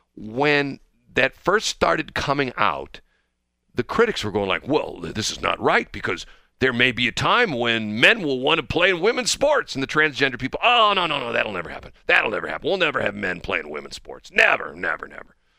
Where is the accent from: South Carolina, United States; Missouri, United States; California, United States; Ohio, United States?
Missouri, United States; I grew up in Missouri